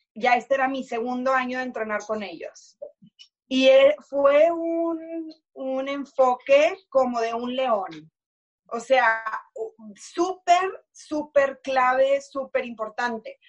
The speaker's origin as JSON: {"language": "Spanish", "country": "Mexico", "also_born_or_lived": "Houston, United States", "moved": "as an adult"}